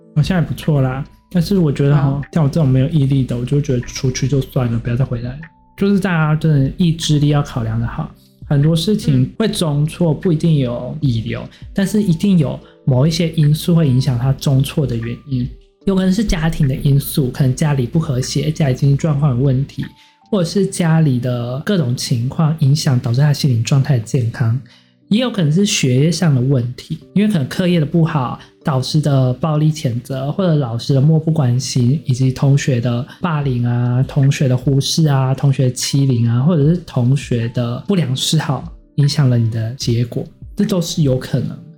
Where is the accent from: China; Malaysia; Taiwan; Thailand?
Taiwan; 我是南口的偏乡，到山里面隐居的那种